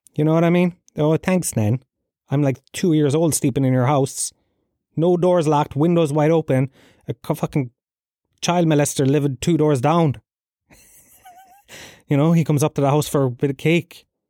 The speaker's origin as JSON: {"language": "English", "town": "Tralee", "region": "County Kerry", "country": "Ireland", "tie": "born or raised there", "said": "I grew up in Gallowsfield, Tralee"}